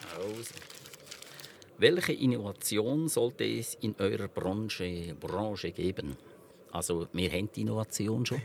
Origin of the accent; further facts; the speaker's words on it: Switzerland; der elterlichen Betrieb, wo ich aufgewachsen bin, in Honeri oder Hohenrhein